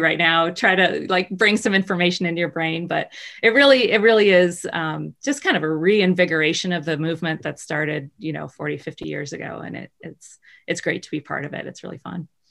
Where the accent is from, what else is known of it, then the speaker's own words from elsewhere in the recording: Baltimore, Maryland, United States; I grew up in Baltimore in the middle of the city